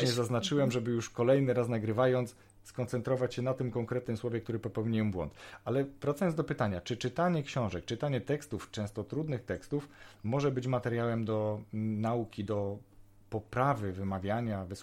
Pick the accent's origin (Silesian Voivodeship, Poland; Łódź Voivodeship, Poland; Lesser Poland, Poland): Silesian Voivodeship, Poland; now in Poznań, Poland; Nie. Mieszkam A, tutaj blisko myślałam... 8 lat, ale pochodzę z południa Polski i to nie ze